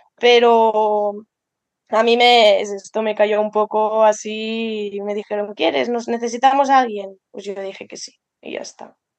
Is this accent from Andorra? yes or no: yes; Andorra; moved away as an adult; also born or lived in Lleida / Balaguer; yo soy de Andorra y estaba estudiando en Lleida